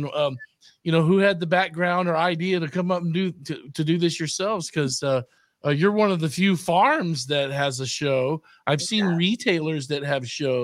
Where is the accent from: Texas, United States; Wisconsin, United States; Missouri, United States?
Texas, United States; Austin; growing up in Austin